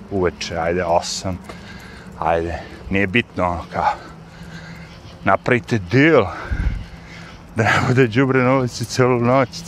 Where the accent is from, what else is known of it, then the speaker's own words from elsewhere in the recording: Serbia; now in New York, United States; Ja, kao neki lik koji dolazim iz Srbije